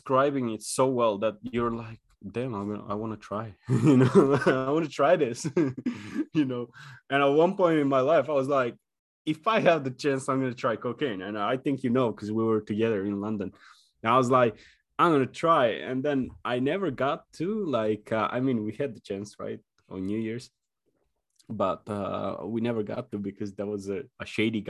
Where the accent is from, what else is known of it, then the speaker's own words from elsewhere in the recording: North Macedonia; moved away as an adult; where we grew up in Macedonia.